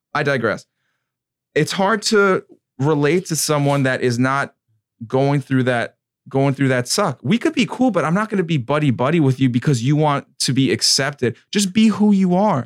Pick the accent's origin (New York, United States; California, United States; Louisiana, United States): New York, United States; I'm from New York and then, uh, Michael Murphy, he was from, he was from Patchogue. That was, like, a town over for me